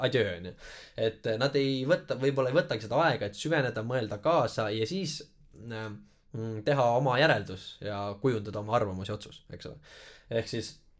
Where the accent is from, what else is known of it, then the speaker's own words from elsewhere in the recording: Tallinn, Harju County, Estonia; kasvasin üles Tallinna vangla juures seal Magasini tänaval